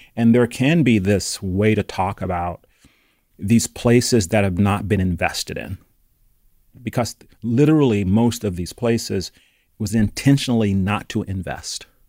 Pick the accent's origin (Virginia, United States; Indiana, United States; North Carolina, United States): North Carolina, United States; Charlotte; now in Oakland, United States; growing up in North Carolina